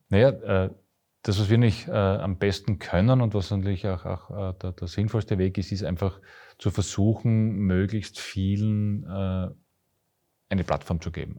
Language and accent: German; Graz, Styria, Austria; ich bin Grazer mit. Herz und Seele